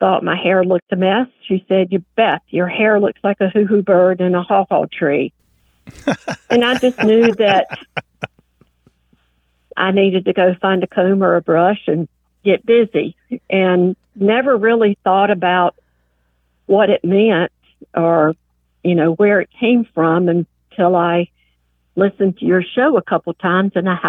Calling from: Charlotte, North Carolina, United States; I'm calling from Charlotte, North Carolina

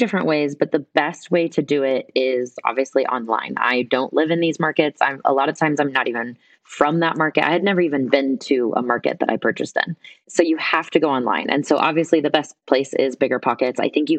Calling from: Guatemala; Right now I'm calling in from Guatemala.

